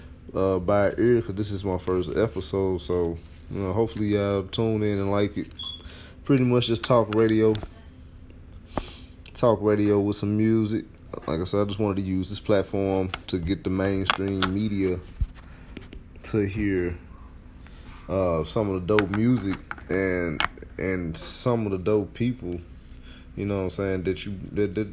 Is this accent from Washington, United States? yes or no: no; St. Louis, Missouri, United States; my hometown, St. Louis, Missouri